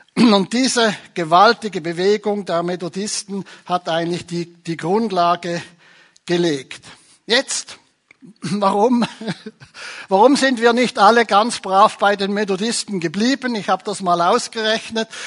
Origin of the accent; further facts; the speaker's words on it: Switzerland; bei uns in der Schweiz